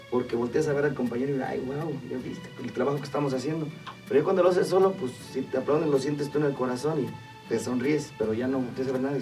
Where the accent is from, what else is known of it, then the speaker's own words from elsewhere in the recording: Isla, Veracruz, Mexico; pues yo como local y como representaba Isla y me gané al cariño de la gente, de mi